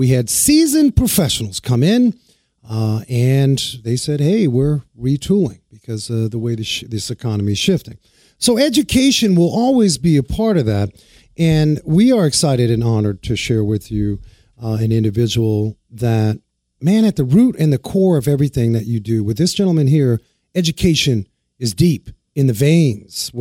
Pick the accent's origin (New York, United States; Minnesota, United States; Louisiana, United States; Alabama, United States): New York, United States; New York City; also born or lived in Germany; I was right across the way, the Harlem River in Washington Heights